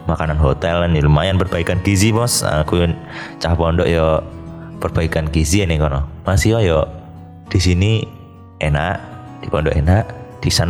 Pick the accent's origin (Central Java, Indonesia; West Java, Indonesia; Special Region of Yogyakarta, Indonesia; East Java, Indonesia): East Java, Indonesia; Banyuwangi; dan itu pun kita kan dari Banyuwangi ya maksudnya yang dari luar Surabaya tuh ya